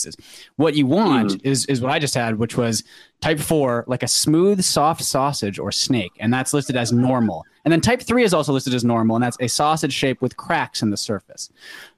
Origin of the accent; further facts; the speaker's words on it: Western Canada, Canada; a Western Canadian.